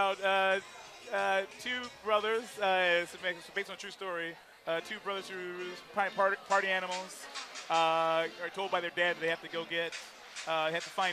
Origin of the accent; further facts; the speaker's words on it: Detroit, Michigan, United States; also born or lived in Ghana; Born and raised between Detroit and Ghana, West Africa, but really born and raised in Detroit.